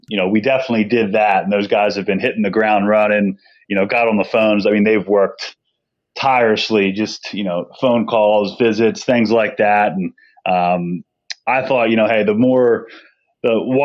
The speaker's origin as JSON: {"language": "English", "area": "Delaware County", "region": "Pennsylvania", "country": "United States", "tie": "born or raised there", "said": "I'm from Delaware County. I went to Garnet Valley High School"}